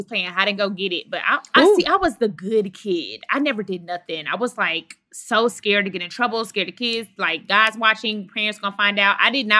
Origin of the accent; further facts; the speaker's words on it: Dallas, Texas, United States; I'm from Dallas, Texas.